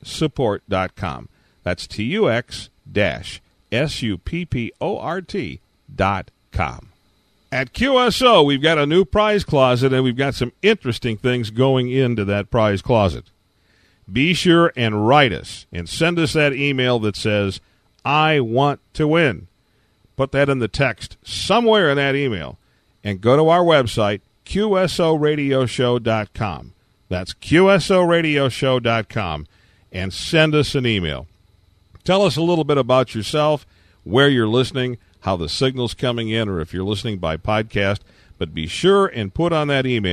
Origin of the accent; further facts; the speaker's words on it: Detroit, Michigan, United States; when I was growing up in the Detroit, Michigan area